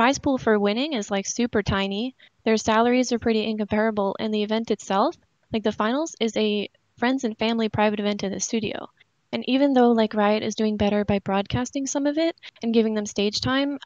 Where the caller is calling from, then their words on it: Ontario, Canada; I'm calling from Ontario, Canada